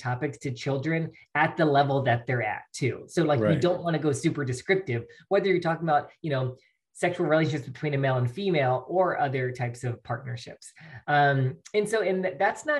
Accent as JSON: {"language": "English", "region": "Mississippi", "country": "United States", "tie": "born or raised there", "also_born_or_lived": "Alabama / California", "moved": "as an adult"}